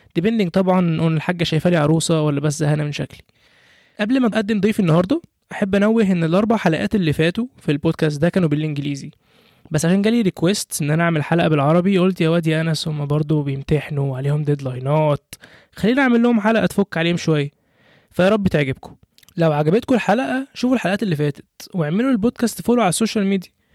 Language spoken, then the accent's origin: Arabic; Egypt; moved away as an adult; now in United Kingdom; انا كواحد كمصري عايش في بلد زي بريطانيا